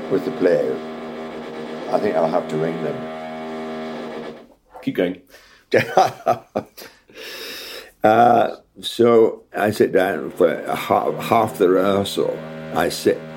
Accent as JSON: {"language": "English", "region": "Scotland", "country": "United Kingdom", "accent": "Scottish", "said": "when I was in RADA, my accent was Scottish, broad Scottish."}